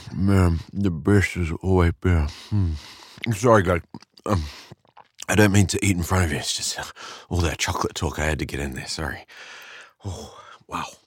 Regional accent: New Zealand; we Kiwis, we love to support our own

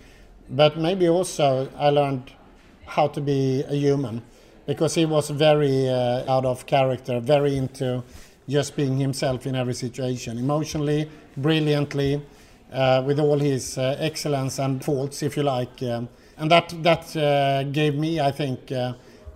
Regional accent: Gothenburg, Västra Götaland, Sweden; I'm brought up on the west coast of Sweden. I'm from Gothenburg.

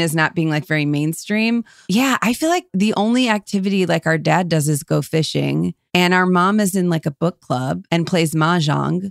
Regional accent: outside Cleveland, Ohio, United States; we're from right outside of Cleveland

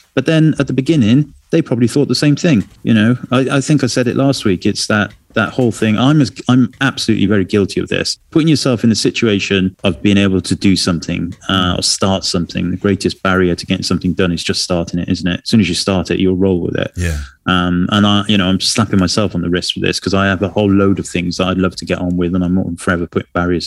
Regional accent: Wales, United Kingdom; I'm from Wales

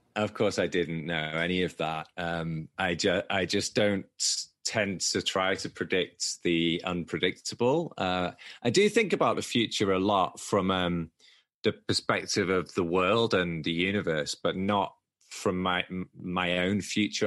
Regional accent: Manchester, North West England, United Kingdom; accent: Manchester; my Manchester accent

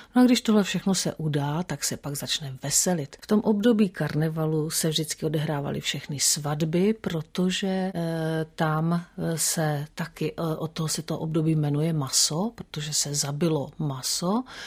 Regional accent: Czechia; also born or lived in Mexico / France / Italy; u nás v období komunismu

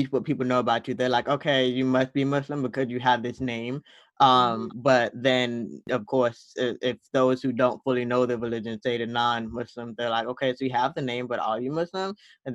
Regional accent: American South, United States; we're Black American Southerners

